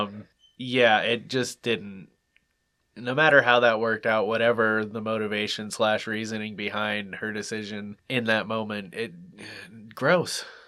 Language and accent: English; United States; I'm American